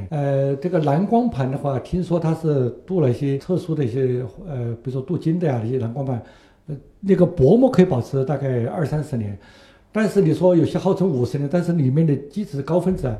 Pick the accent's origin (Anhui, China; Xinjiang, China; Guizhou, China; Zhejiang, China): Guizhou, China; Zunyi; moved away; 因为贵州也是我的家乡，我是在遵义长大的。